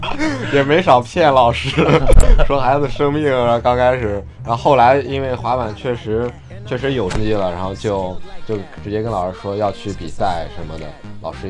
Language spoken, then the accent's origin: Chinese; Jinan, Shandong, China; now in Shanghai, China; 我来自山东济南。